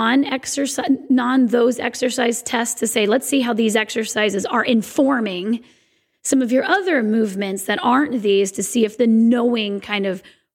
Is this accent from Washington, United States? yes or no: yes; Sequim, Washington, United States; my hometown of Squim, Washington